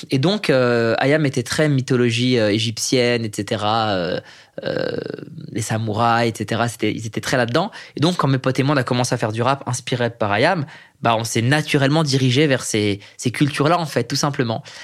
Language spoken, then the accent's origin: French; Iran; Tout le monde sait que je suis iranien, c'est plaqué, c'est écrit, il y a un film dessus.